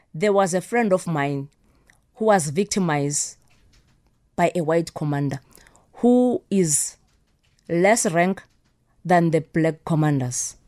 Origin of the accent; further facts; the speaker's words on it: Soweto, Gauteng, South Africa; I grew up in Soweto